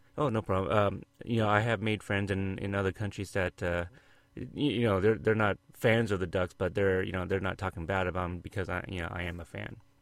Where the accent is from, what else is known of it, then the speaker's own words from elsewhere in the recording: Oregon, United States; I'm from Oregon